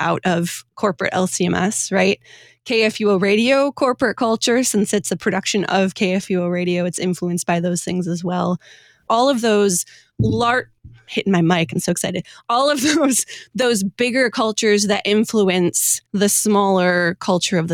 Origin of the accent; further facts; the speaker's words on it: Michigan, United States; now in St. Louis, United States; I grew up in Michigan and now I live in St. Louis